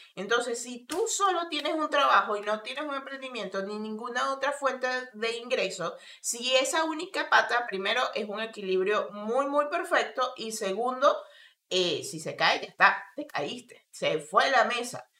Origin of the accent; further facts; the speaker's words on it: Venezuela; moved away as an adult; also born or lived in Colombia; now in Argentina; como migrante venezolana